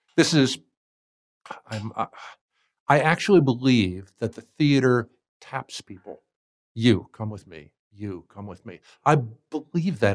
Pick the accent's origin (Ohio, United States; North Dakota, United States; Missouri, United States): Ohio, United States; moved away as an adult; also born or lived in Hawaii; I grew up in Ohio, and we were living in Cleveland at the time